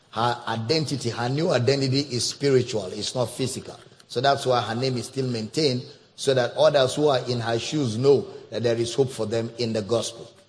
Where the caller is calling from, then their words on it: Togo; I'm blessing calling